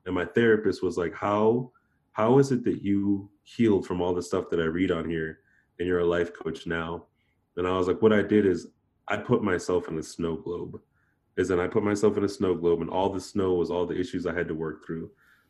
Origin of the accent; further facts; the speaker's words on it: Japan; being that I grew up in Japan, I've always been spiritual.